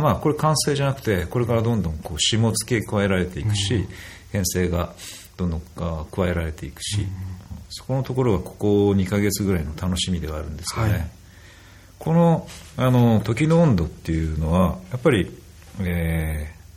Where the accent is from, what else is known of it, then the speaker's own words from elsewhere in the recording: Kunisaki Peninsula, Oita, Japan; 自分の生まれたその国東半島